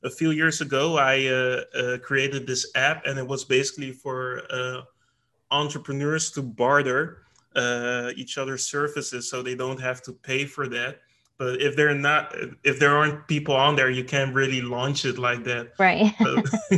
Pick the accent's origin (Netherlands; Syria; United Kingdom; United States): Netherlands; I'm personally from the Netherlands